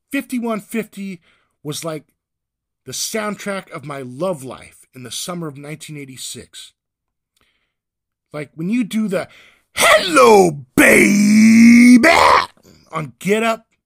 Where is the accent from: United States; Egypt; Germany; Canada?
United States; Whittier, California; also born or lived in San Diego; I'm from California too, Whittier, by way of San Diego.